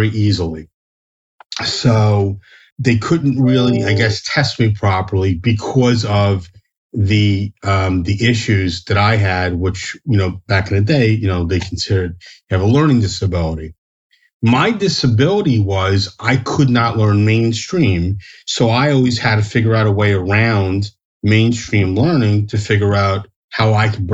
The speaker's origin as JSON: {"language": "English", "region": "New Jersey", "country": "United States", "tie": "born or raised there", "said": "I'm born and raised in New Jersey"}